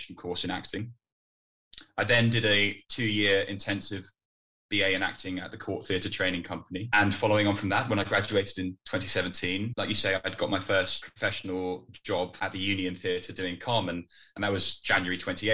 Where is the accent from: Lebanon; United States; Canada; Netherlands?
Netherlands; moved away as an adult; now in United Kingdom; So I grew up in the Netherlands. I was there from when I was 10 to when I was 18.